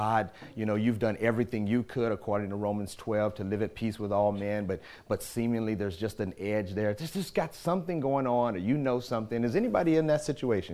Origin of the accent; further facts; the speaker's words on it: St. Louis, Missouri, United States; moved away; my hometown, Ferguson, St. Louis or St. Louis, Missouri